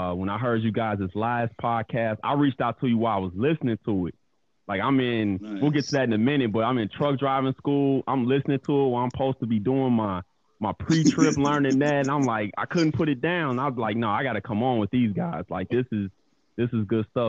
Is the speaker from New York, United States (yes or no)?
no; Chicago, Illinois, United States; also born or lived in Flossmoor, Illinois; born and raised in Chicago, Illinois, East Side.